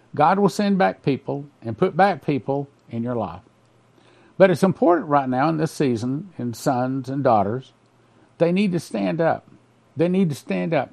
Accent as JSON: {"language": "English", "region": "West Texas", "country": "United States", "tie": "born or raised there", "said": "I grew up in West Texas in the heart of the oil company, our country, and I grew up with a pump jack literally across the street"}